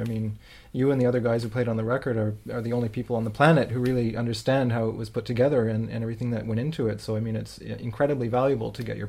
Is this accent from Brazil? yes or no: no; Canada; first language French and English; moved away as an adult; now in Strasbourg, France; I'm Canadian, so I actually grew up speaking both French and English.